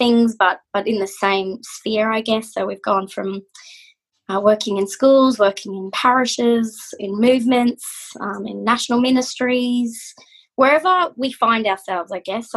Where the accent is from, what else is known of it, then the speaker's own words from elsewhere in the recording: Mackay, Queensland, Australia; accent: Aussie; moved away as an adult; also born or lived in Brisbane, Australia; I was born in Mackay, and bred.